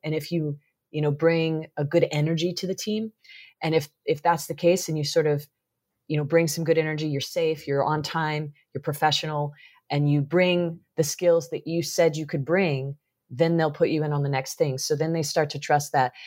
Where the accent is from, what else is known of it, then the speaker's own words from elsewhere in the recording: Missouri, United States; growing up in the Midwest in Missouri